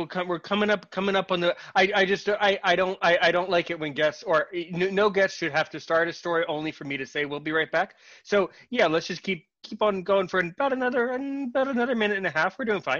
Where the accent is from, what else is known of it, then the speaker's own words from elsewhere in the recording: United States; I'm American.